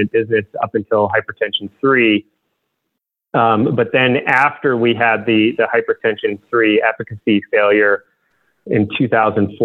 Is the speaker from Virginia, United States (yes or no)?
no; Michigan, United States; I grew up in Michigan